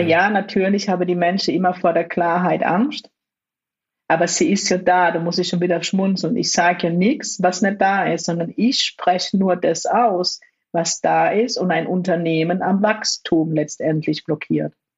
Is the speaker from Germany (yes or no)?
yes; Germany; sind beide in Deutschland geboren und groß geworden